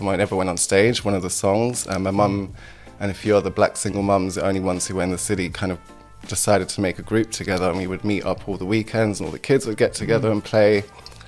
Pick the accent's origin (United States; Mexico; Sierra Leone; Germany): Germany; now in United Kingdom; I was born in Germany. Mm-hmm. And this was in the 90s in Germany. So we had to kind of give a context of like the social environment that I grew up in a small town in Germany.